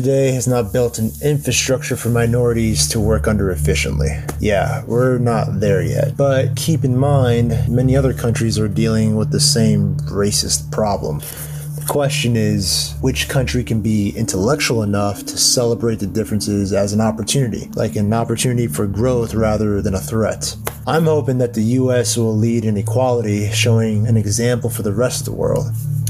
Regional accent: United States; now in Ohio, United States; I'm American, but my race is mixed with Indian and Hispanic. And my current location is Ohio.

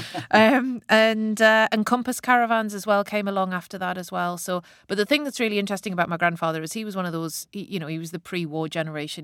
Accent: the Northeast, North East England, United Kingdom; I grew up in the nineteen eighties, and I'm from the Northeast

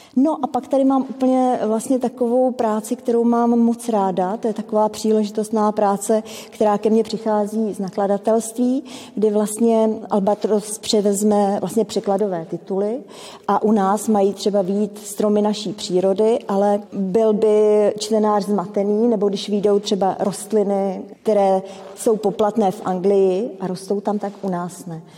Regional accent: Czechia; now in Česká Lípa, Czechia; pocházím z Českého ráje, z malé vesničky, kde nám koně koukali do zahrádky.

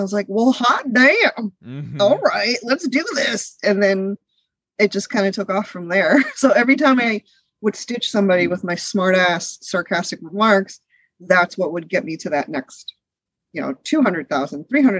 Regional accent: United States; also born or lived in India; I'm not. We moved here when I was 3 years old. So my brother, who was born here, is first generation born and raised in America. I'm first generation raised in America.

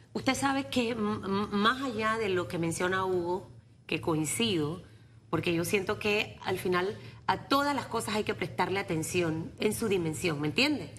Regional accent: Panama; a mí como panameña y como periodista

